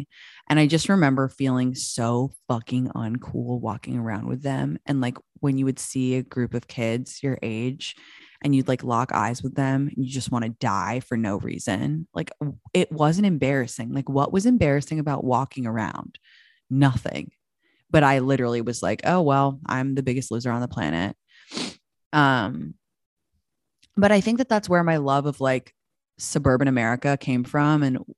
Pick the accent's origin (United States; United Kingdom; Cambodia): United Kingdom; England; because I grew up in England, I had like the hookup because I was going to the States.